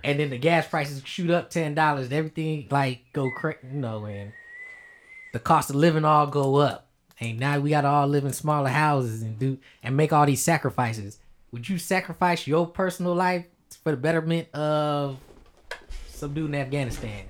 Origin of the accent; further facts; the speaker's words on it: United States; we're American